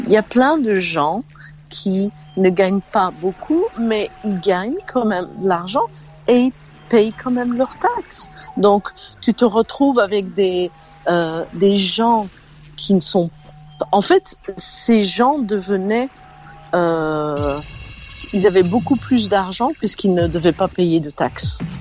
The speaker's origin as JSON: {"language": "French", "country": "Belgium", "tie": "born or raised there", "moved": "as an adult", "lives_now": "United States", "said": "Je suis né en Belgique, donc la loi belge quand je suis née en Belgique en, 1967"}